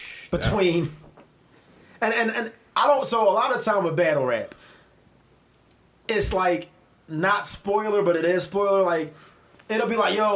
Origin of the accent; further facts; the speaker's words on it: Philadelphia, Pennsylvania, United States; as a Philadelphian, as a Philly nigga